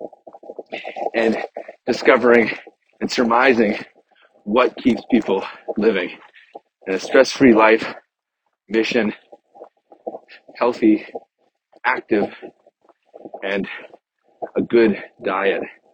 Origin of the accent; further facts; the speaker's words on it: New Hampshire, United States; moved away; I grew up in New Hampshire, New England, and we would get pelted year after year with snow.